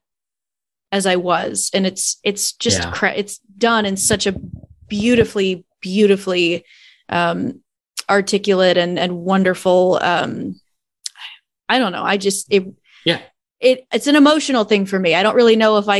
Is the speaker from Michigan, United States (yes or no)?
yes; Benton Harbor, Michigan, United States; also born or lived in St. Joseph, Michigan; I grew up in Benton Harbor